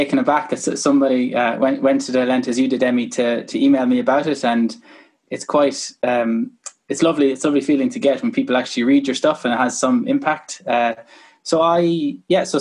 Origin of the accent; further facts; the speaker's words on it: Kilkenny, Leinster, Ireland; I'm from Kilkenny originally. I used to play hurling as any decent person from Kilkenny would